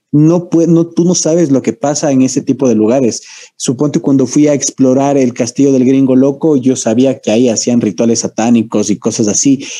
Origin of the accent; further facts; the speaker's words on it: Ecuador; Yo sí soy ecuatoriano